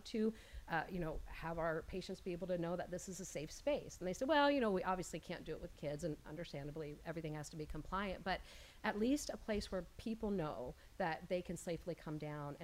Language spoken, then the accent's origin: English; Georgia, United States; I grew up in Georgia